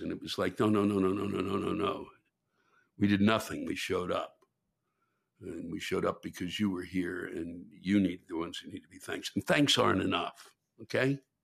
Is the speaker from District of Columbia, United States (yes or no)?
yes; Washington, District of Columbia, United States; it's my hometown